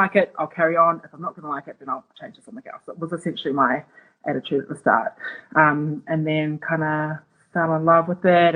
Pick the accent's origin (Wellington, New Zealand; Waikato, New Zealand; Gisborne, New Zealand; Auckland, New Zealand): Auckland, New Zealand; moved away; it was in my hometown